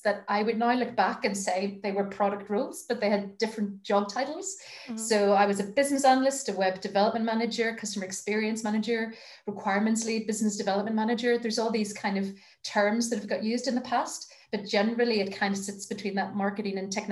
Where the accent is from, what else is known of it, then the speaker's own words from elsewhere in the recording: Belfast, Northern Ireland, United Kingdom; moved away as an adult; I grew up in Belfast, but then did that whole leaving and coming back malarkey.